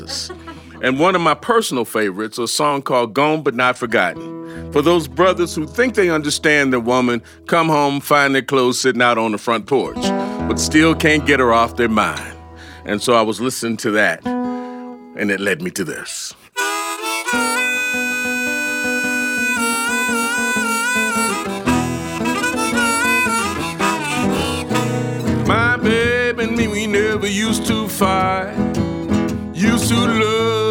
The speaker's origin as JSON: {"language": "English", "town": "Detroit", "region": "Michigan", "country": "United States", "tie": "born or raised there", "said": "I'm born and raised in Detroit"}